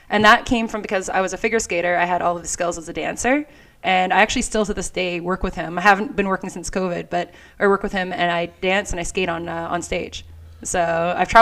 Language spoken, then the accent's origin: English; Canada; we're, you know, hockey and all here in Canada